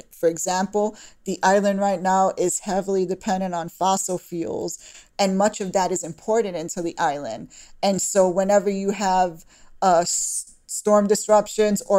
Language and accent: English; Brooklyn, New York, United States; born there; I was born in Brooklyn, New York, if you can tell from the accent, but uh, my parents were both born on the island.